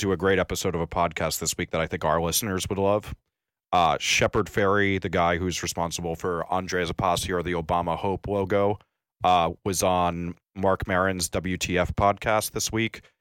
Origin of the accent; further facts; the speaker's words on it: New York, United States; I'm a New Yorker